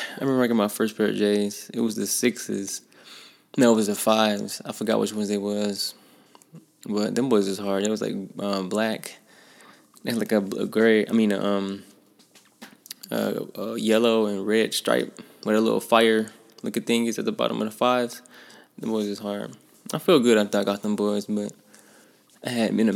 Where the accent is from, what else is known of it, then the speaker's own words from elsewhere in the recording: Flint, Michigan, United States; I grew up in Flint, Michigan, on the north side